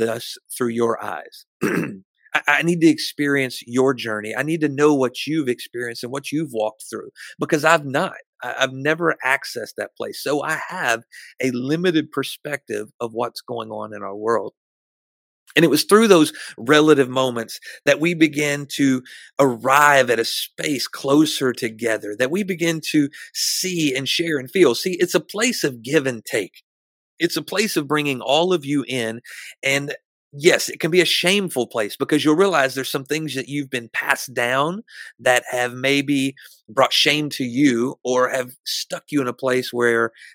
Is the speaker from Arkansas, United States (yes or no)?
yes; Arkansas, United States; moved away; go back to Arkansas and minister in my hometown through my dad's church